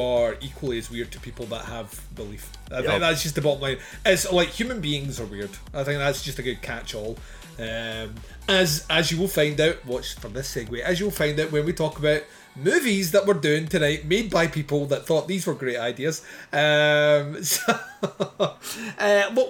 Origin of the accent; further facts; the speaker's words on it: United Kingdom; I'm British